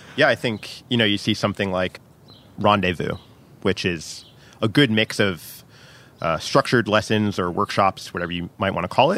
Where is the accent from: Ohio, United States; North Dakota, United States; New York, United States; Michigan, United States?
New York, United States; New York City; I am a New Yorker